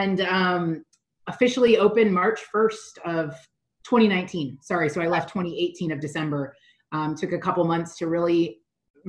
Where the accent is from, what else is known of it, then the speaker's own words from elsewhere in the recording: Oregon, United States; now in Las Vegas, United States; I'm from Oregon. All of my family lives in Oregon, friends live in Oregon